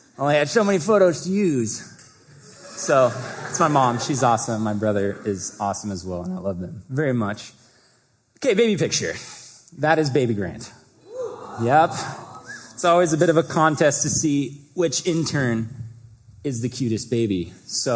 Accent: Vancouver, Washington, United States; also born or lived in Seattle, Washington; I grew up in Vancouver

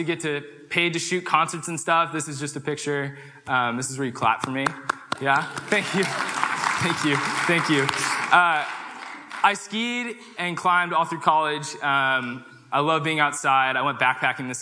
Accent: Danville, California, United States; moved away as an adult; also born or lived in Pullman, Washington; I'm from Danville, California, which is outside of San Francisco

